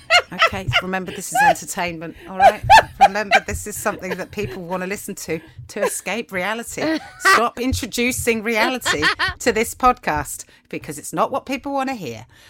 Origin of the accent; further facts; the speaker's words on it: England, United Kingdom; as English people